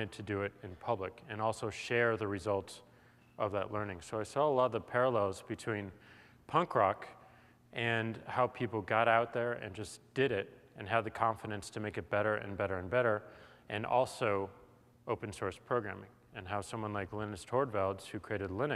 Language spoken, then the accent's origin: English; St. Louis, Missouri, United States; moved away; I come from St. Louis, Missouri